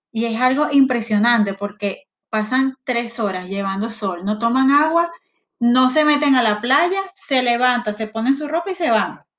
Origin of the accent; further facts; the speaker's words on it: Guatire, Miranda, Venezuela; moved away; Yo soy de Guatire